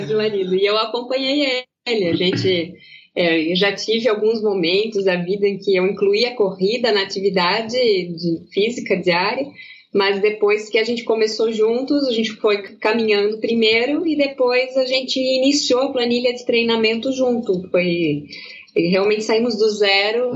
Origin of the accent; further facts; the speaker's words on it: Pomerode/Blumenau region, Santa Catarina, Brazil; accent: German-accented (Pomerode/Blumenau); Eu, eu falo um pouco alemão aqui, aqui da região de Pomerode, de Blumenau, em aqui a gente mistura um pouco o português